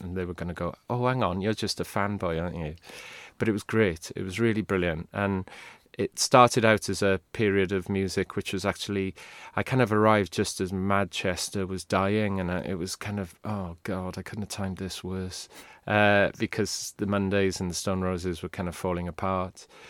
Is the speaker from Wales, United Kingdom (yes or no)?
yes; Swansea, Wales, United Kingdom; first language Welsh; English is a second language; moved away; I grew up in Swansea, where there were no bands ever came to play